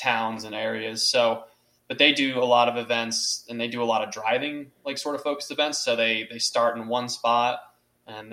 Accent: Doylestown, Pennsylvania, United States; I grew up in Doylestown, so I was very familiar with all those back roads out there from my days of high school

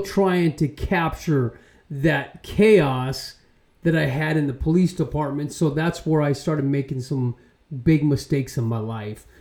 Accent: Arizona, United States; I'm from Arizona

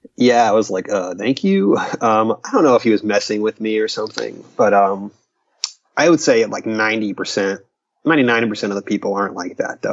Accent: Stuart, Florida, United States; I am from Florida

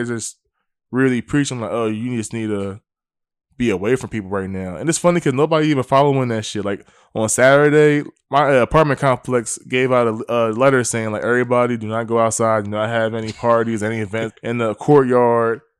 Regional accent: Willingboro, New Jersey, United States; I'm from Wellingborough, New Jersey

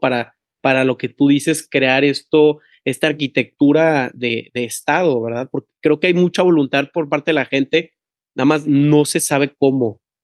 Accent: Tampico, Tamaulipas, Mexico; En Tampico, de donde yo soy

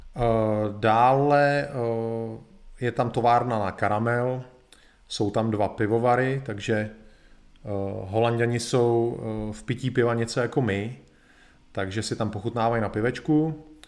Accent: Czechia; my Češi

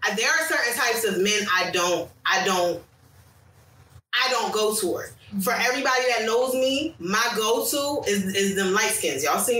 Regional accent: United States; as an American woman

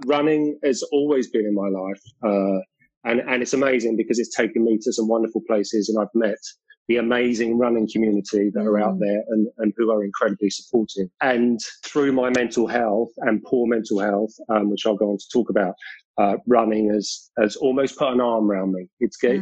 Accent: London, United Kingdom; accent: British; So I was born and raised in London, in South London. So I'm definitely a Londoner and a Londoner at heart

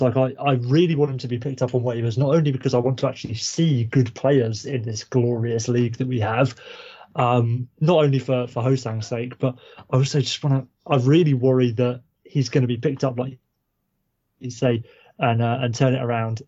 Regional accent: Kent, South East England, United Kingdom; now in Norwich, United Kingdom; I'm from Kent, so down near uh, Canterbury

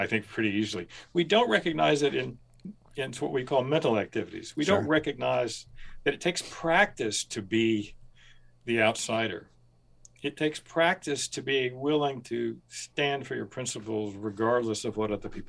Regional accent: rural Kentucky, United States; growing up in rural Kentucky

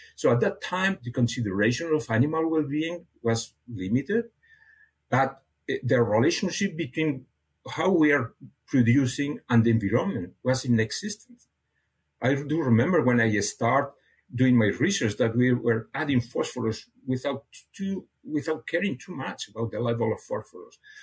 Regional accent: near Barcelona, Catalonia, Spain; first language Catalan; English is a second language; moved away as an adult; now in Canada; I was born in a, uh, uh, near Barcelona, so my my I have a, a mother tongue and a father tongue. My my, my mother tongue was was Catalan, and my father tongue was Spanish.

